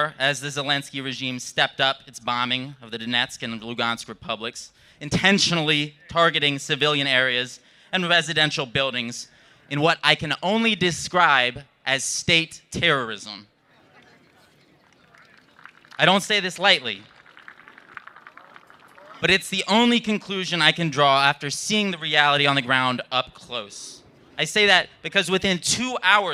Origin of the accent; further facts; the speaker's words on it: Southwest Virginia, United States; I grew up in Southwest Virginia, down the river from the Radford Arsenal